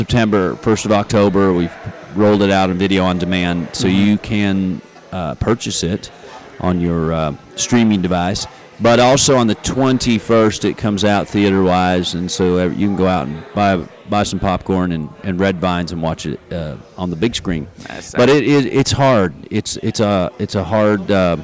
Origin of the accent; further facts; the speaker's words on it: the South, United States; I'm from the South, so our heat allows you to perspire